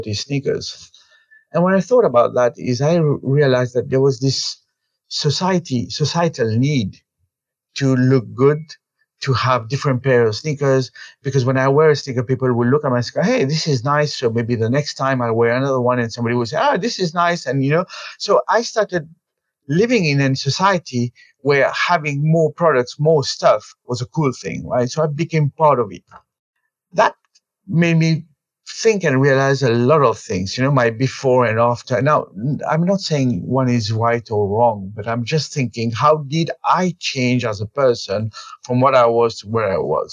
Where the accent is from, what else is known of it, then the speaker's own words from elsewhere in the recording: Mauritius; moved away as an adult; also born or lived in India; I was born and brought up in Mauritius in the 1971. So I lived there. I did my education all the time in Mauritius